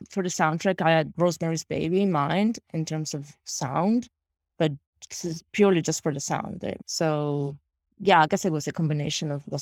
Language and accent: English; Italy; English is a second language; Yeah, well, because I, I shot in, I shot in Italy, my hometown, and very close to my hometown in Italy.